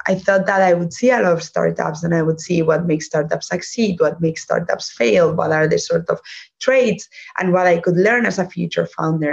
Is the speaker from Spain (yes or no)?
yes; Spain; English is a second language; moved away; also born or lived in Germany; I'm from Spain. But actually, I was partly raised in Germany